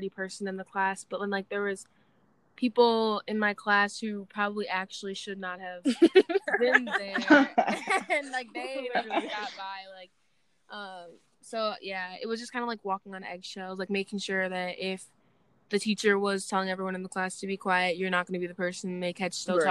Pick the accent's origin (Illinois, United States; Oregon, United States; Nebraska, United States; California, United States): Illinois, United States; Chicago suburbs; I'm also from the Chicago suburbs.